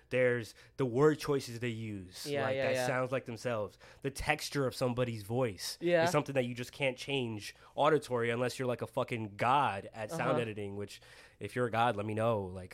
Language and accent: English; United States; accent: American; I sound American